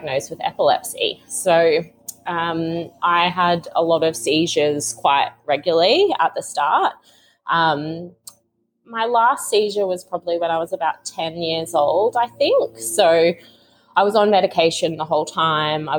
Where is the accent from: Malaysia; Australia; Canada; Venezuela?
Australia; Capricorn Coast, Queensland; moved away as an adult; also born or lived in Sydney / London; I'm living in my hometown at the moment because my family's here